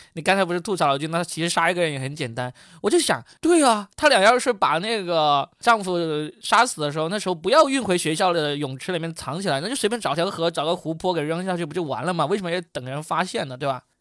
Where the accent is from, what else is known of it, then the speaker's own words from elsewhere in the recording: China; 我们中国人还没走呢